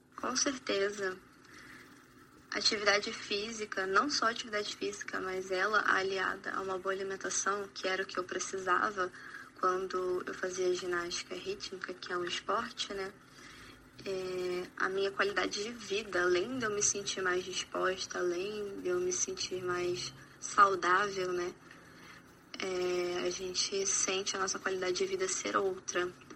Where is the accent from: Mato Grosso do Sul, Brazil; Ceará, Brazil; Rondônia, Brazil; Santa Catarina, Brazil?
Rondônia, Brazil; eu sou de Rondônia